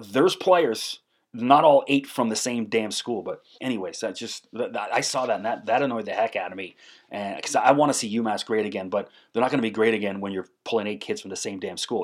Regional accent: Canada; I'm a Canadian guy

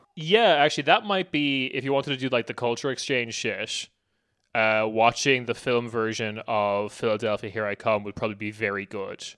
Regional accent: Ireland

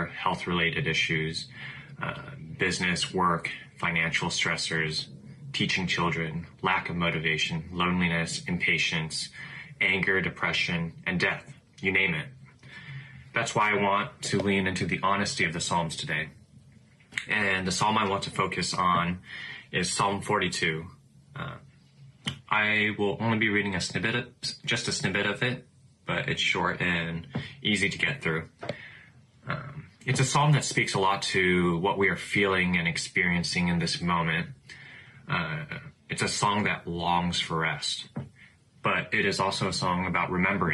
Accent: Orange County, California, United States; I am from Orange County, California

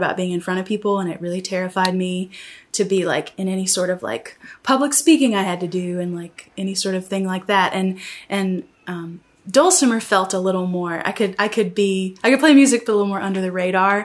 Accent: the South, Southern United States, United States; like every good Southern church girl

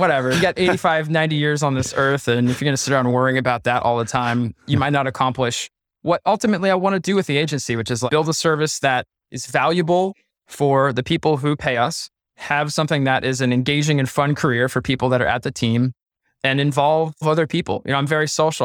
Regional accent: Pennsylvania, United States; we're both from Pennsylvania. We know about hunting deer

